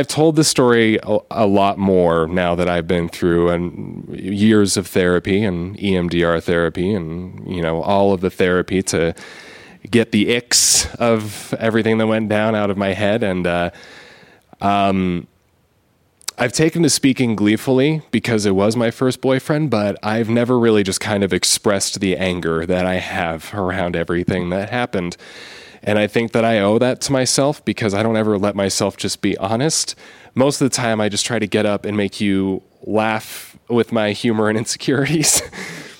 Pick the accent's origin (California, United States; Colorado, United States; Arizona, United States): Arizona, United States; I'm from Arizona.